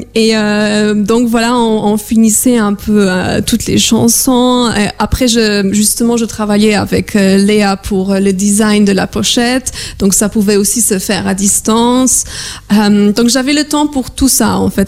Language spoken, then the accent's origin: French; Warsaw, Masovian Voivodeship, Poland; moved away; je suis polonaise, je viens de Varsovie.